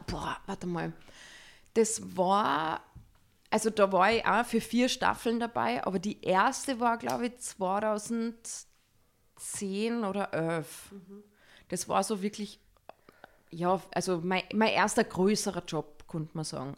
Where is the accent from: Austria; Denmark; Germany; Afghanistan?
Austria; Salzburg; ich komme aus Salzburg ich bin 35 Jahre alt und ich bin Schauspielerin